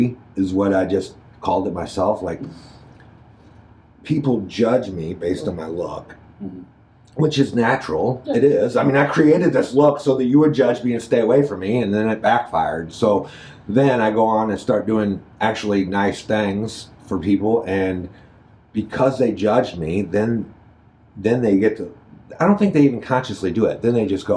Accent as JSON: {"language": "English", "town": "Jennings", "region": "Missouri", "country": "United States", "tie": "born or raised there", "said": "I grew up in Jennings, which is St. Louis County"}